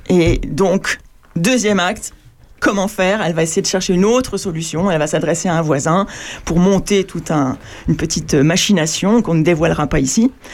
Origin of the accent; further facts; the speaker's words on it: Paris, Île-de-France, France; also born or lived in Normandy; Moi, je suis né à Paris, mais mais euh, j'ai passé beaucoup de temps en Normandie